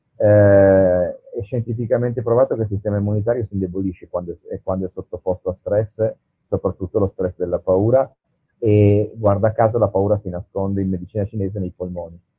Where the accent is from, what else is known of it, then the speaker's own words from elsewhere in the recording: Asti, Piedmont, Italy; moved away as an adult; da Asti, io sono piemontese, sono artigiano